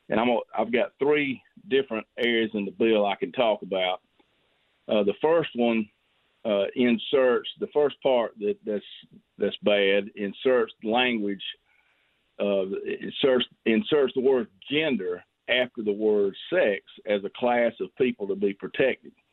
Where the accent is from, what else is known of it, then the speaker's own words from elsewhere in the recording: Greenwood, South Carolina, United States; I'm I'm mainly from Greenwood. I do have some of Laurens.